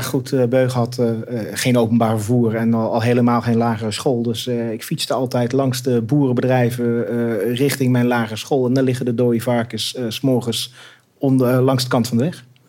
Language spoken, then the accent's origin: Dutch; Beugen, North Brabant, Netherlands; moved away as an adult; also born or lived in Delft / Germany / Amsterdam; Tot mijn vijfde levensjaar. Daarna naar Brabant, ja. Beugen.